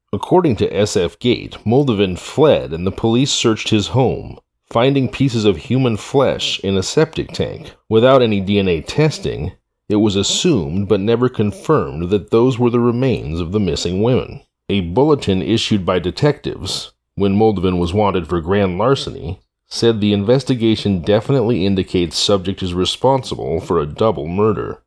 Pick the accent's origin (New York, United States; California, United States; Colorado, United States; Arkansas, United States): California, United States; Humboldt County; my hometown of Humboldt County, California